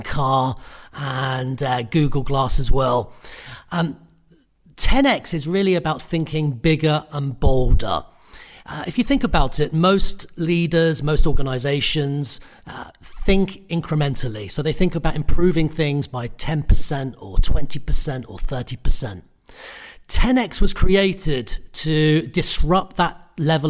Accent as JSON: {"language": "English", "country": "United Kingdom", "tie": "born or raised there"}